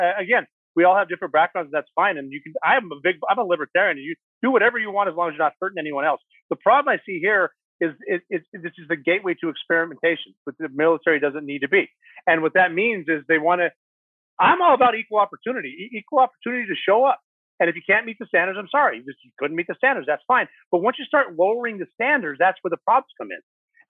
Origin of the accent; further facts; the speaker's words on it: Montana, United States; It doesn't matter that I'm from Montana and couldn't swim.